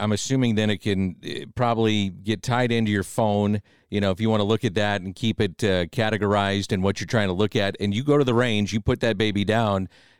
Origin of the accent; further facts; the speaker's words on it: St. Louis, Missouri, United States; we're from St. Louis, Missouri.